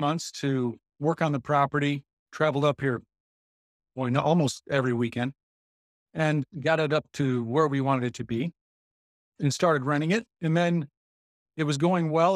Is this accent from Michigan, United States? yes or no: yes; Jackson, Michigan, United States; We're from the Jackson area